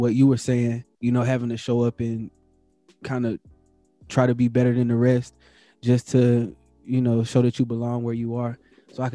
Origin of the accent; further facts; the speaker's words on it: North Carolina, United States; moved away as an adult; also born or lived in Las Vegas / Seattle; So I'm originally from North Carolina. So when I was like 22, I moved from North Carolina to Las Vegas. And I moved from like a small town.